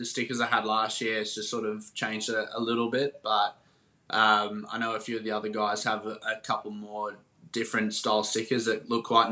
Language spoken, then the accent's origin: English; Sheffield, Yorkshire and the Humber, United Kingdom; I grew up in Sheffield in England